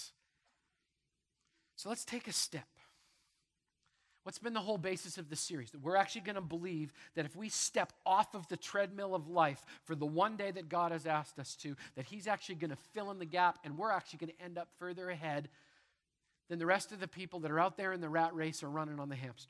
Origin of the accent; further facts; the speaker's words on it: Manitoba, Canada; I grew up in Manitoba. There's wheat fields everywhere